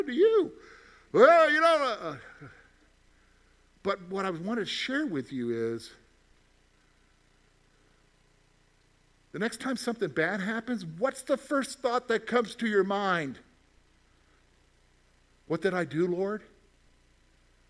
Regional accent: South Carolina, United States; moved away as an adult; also born or lived in Virginia; now in Pennsylvania, United States; I grew up in South Carolina

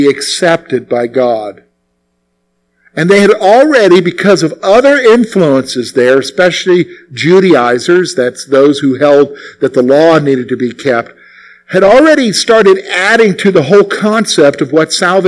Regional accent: South Carolina, United States; as a boy growing up in the Carolinas, primarily in South Carolina

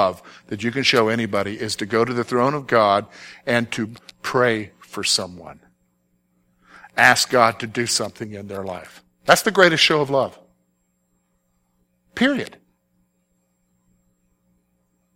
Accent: the South, United States; now in Pennsylvania, United States; I'm from the South

